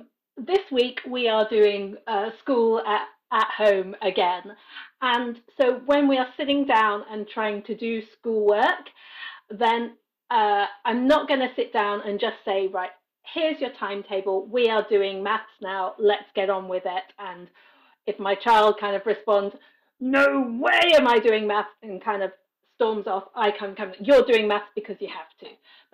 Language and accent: English; United Kingdom; moved away as an adult; now in Paris, France; And as you can hear from my accent, I am British originally. I've been living in Paris, France for about 20 plus years. That will give you a bit my age because I came here as an adult.